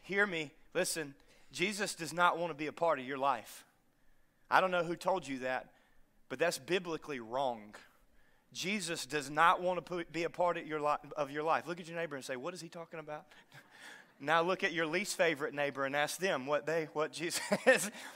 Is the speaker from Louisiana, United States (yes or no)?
yes; North Louisiana, United States; moved away; I'm from North Louisiana